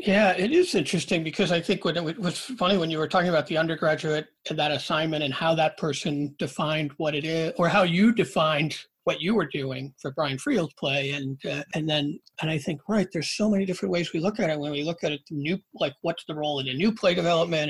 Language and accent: English; Rochester, New York, United States; I'm from Rochester